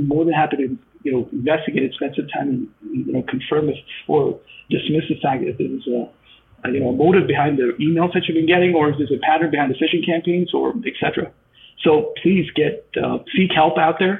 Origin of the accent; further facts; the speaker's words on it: Canada; I'm a Canadian